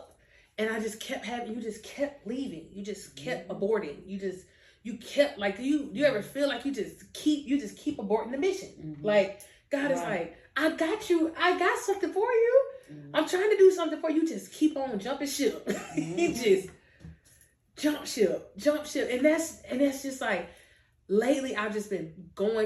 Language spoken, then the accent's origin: English; Pensacola, Florida, United States; every time I left Pensacola, every single time I came back